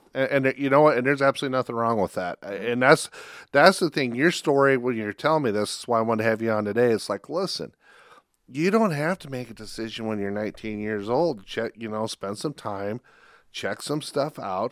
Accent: Spencer, Iowa, United States; I grew up in Spencer

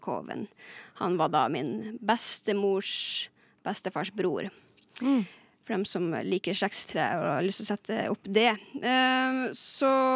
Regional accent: Lakselv, Finnmark, Norway; Og jeg er også fra Lakselv i Finnmark.

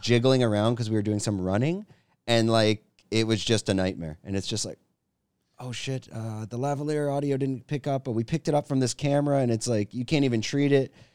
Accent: Canada; moved away as an adult; now in Thailand; I'm from Canada

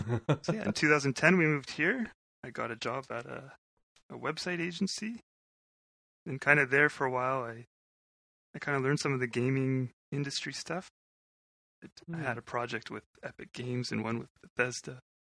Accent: Winnipeg, Manitoba, Canada; I was born in Winnipeg

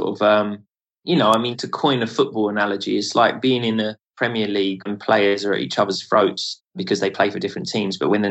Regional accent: United Kingdom; being a British man

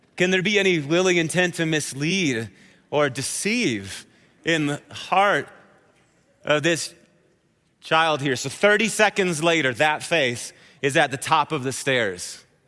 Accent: Wisconsin, United States; I'm from Wisconsin, so I say oath, like that. It's this long journey through the vowel is what it is

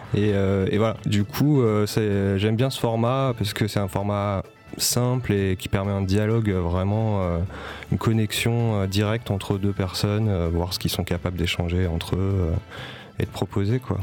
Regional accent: Paris, Île-de-France, France; moved away as an adult; now in Marseille, France; je viens pas de Marseille. Je suis, arrivé à Marseille en 2018. voilà, je viens de Paris à la base

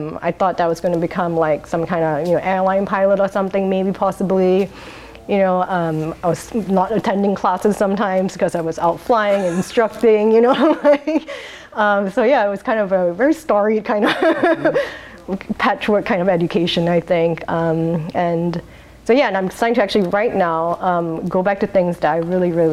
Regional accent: Singapore; now in Portland, United States; I was born in Singapore

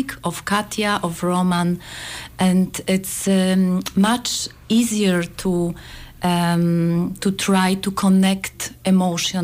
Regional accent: Poland; we are from Poland

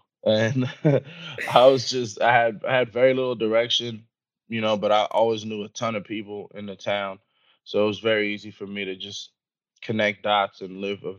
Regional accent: New York, United States; Stop being such a New Yorker.

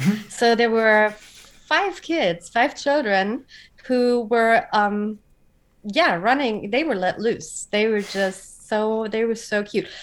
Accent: Frankfurt, Hesse, Germany; living in Frankfurt and growing up in Frankfurt

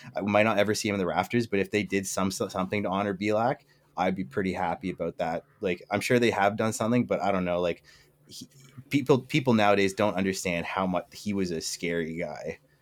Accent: Toronto, Ontario, Canada; I'm a Canadian and I'm, I'm from Toronto

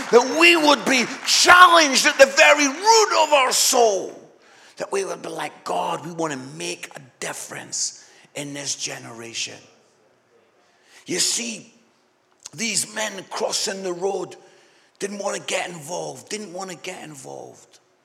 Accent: Scotland, United Kingdom; I'm Scottish

